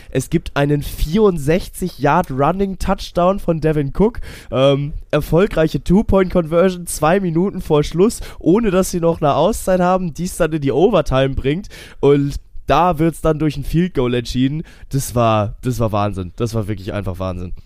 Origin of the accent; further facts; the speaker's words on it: Kiel, Schleswig-Holstein, Germany; bin ja Kieler Jung